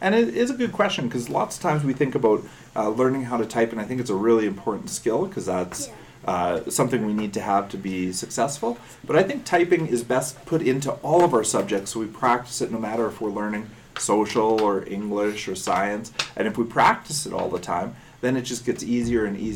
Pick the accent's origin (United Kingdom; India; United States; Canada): Canada; Saskatchewan; now in Calgary, Canada; when I grew up in Saskatchewan